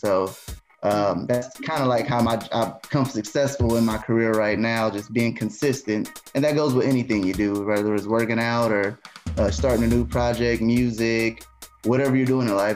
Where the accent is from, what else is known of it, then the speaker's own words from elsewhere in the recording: Muncie, Indiana, United States; born and raised in Muncie